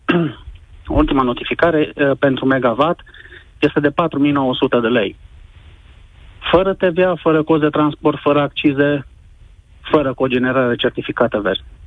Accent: Sibiu, Sibiu County, Romania; eu vă sunt din Sibiu

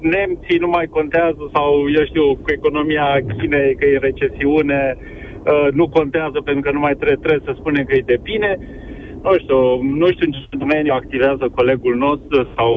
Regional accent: Timișoara, Timiș County, Romania; eu sunt timișorean

